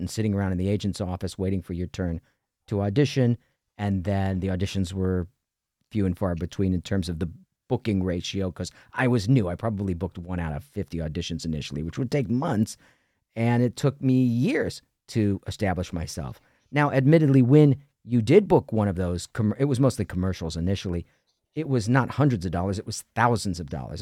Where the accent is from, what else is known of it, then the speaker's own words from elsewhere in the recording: Ohio, United States; moved away as an adult; also born or lived in New York City / Los Angeles; I grew up in Ohio